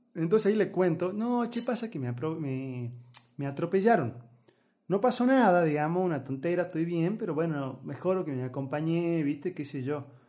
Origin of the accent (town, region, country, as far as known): Argentina